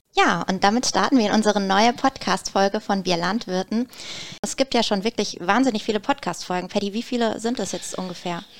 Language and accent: German; Black Forest, Baden-Württemberg, Germany; Gerade bei uns im Schwarzwald